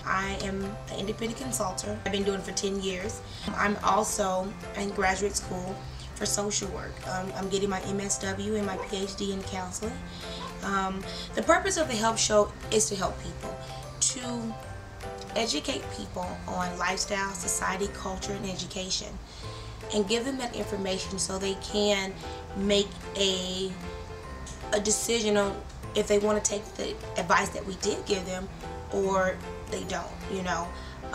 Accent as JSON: {"language": "English", "town": "Dallas", "region": "Texas", "country": "United States", "said": "I'm originally from South Dallas"}